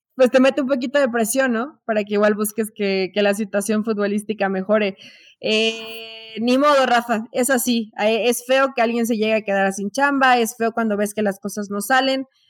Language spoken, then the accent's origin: Spanish; Mexico; así somos los mexicanos